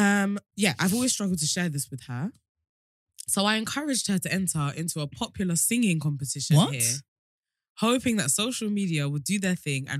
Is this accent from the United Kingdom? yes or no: yes; England, United Kingdom; but I live in Europe, but I'm not going to say which country in case you can clock that I'm from England.